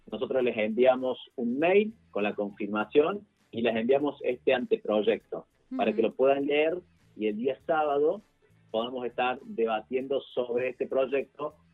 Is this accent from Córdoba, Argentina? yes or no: yes; Córdoba, Argentina; accent: Cordobese tonada; now in Buenos Aires, Argentina; yo, no sé si se me nota por la tonada, pero yo soy cordobés viviendo en este momento en Buenos Aires